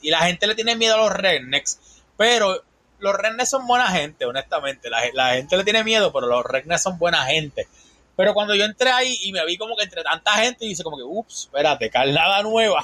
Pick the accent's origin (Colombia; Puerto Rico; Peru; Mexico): Puerto Rico; moved away as an adult; also born or lived in Tallahassee, Florida; now in Panama City, Florida, United States; Yo soy de Puerto Rico.